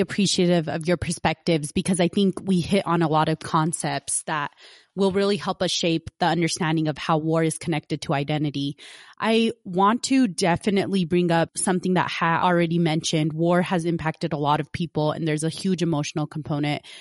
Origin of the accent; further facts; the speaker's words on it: United States; growing up as an American